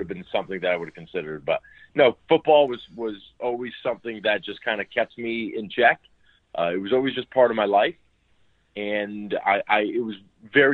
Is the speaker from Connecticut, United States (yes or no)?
yes; New Haven, Connecticut, United States; also born or lived in Westport, Connecticut; I grew up in the New Haven area of Connecticut, eventually moved over into Westport